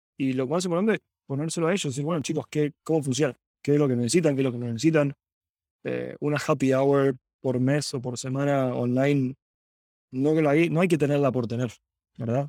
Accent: Buenos Aires, Argentina; moved away as an adult; also born or lived in San Francisco, United States; now in Silicon Valley, United States; Vengo de Argentina, soy originalmente de Argentina, eh, estuve ahí 27 años.

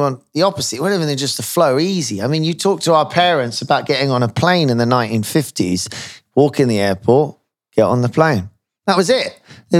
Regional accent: Chicago, Illinois, United States; I'm from Chicago.

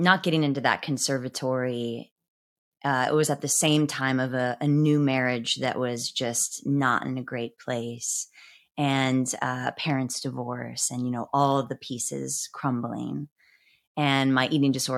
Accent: Midwest, United States; I was from the Midwest

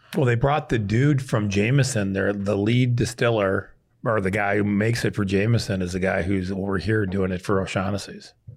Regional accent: Prairie du Chien, Wisconsin, United States; moved away; I grew up on the Mississippi Prairie de Chien, Wisconsin

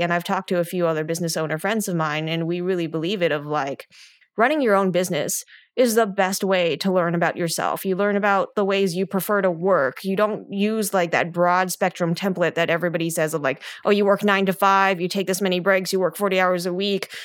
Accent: California Bay Area, United States; I grew up in the California Bay Area where we were 80% Asian in my high school

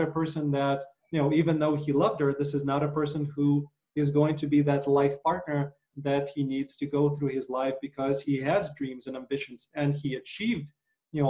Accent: Ukraine; growing up in Ukraine

